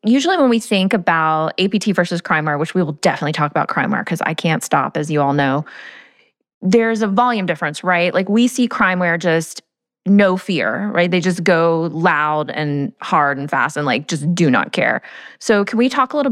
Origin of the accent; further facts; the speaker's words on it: Georgia, United States; I'm from Georgia. So my life is, you know, very peach heavy living in Atlanta